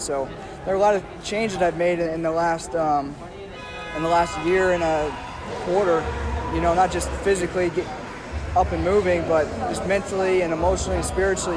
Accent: Iowa, United States; moved away as an adult; born and raised in Iowa

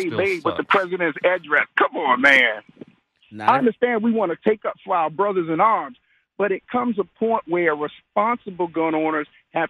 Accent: Washington, District of Columbia, United States; I'm from Washington, D.C. When I was a little boy, you could go up to the Capitol

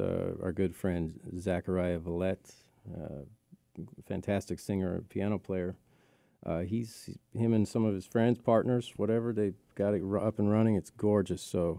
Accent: Seattle, Washington, United States; moved away; it's my hometown

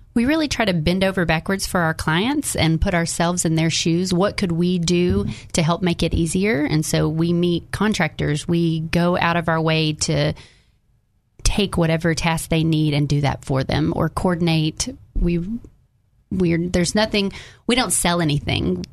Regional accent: Jacksonville, Arkansas, United States; now in North Little Rock, United States

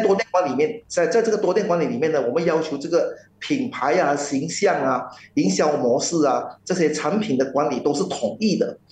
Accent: Malaysia; 我们马来西亚人

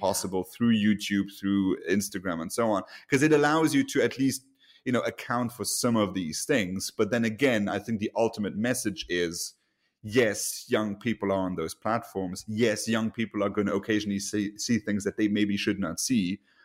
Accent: Luxembourg; moved away; my home country, uh, Luxembourg

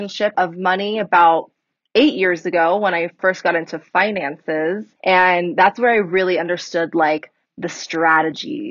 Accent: California, United States; moved away as an adult; now in Colorado, United States; I'm originally from California, moved to Colorado 2 years ago now

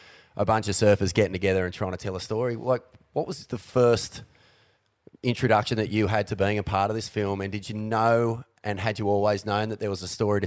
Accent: New Brighton, Canterbury, New Zealand; I grew up in New Brighton

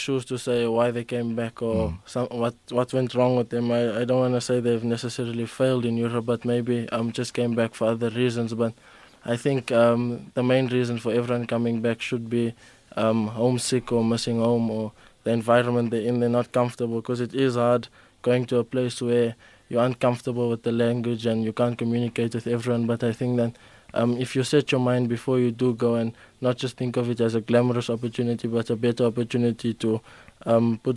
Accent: Johannesburg, Gauteng, South Africa; moved away as an adult; now in Monaco; I grew up in Noordgezeg.

